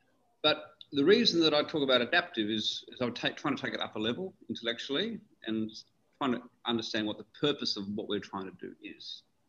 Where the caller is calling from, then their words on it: Dubai, United Arab Emirates; I'm calling from beautiful Dubai.